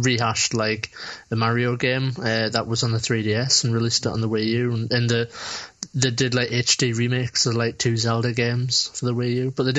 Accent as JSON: {"language": "English", "country": "United Kingdom", "said": "in Britain, you also have to just worry about looking like a twat, which, you know, you can't, like, take that for granted as a Brit."}